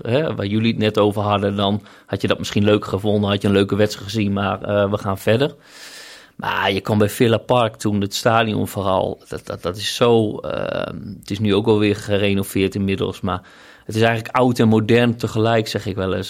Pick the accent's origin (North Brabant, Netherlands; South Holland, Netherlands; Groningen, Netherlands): Groningen, Netherlands; ik kom uit Groningen, dus dat is mijn uh, hometown club, zeg maar. Oosterpark, daar was ik in mijn jeugd altijd te vinden